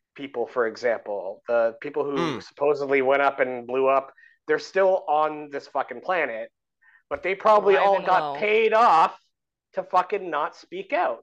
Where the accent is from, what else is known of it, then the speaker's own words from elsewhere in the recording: Canada; I'm like a Canadian podcaster